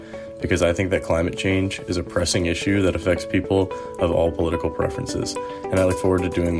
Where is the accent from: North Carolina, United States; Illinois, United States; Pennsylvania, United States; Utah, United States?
North Carolina, United States; Charlotte; I'm a summer intern for RepublicEN.org. I'm from Charlotte, North Carolina, and attend Duke University, majoring in public policy.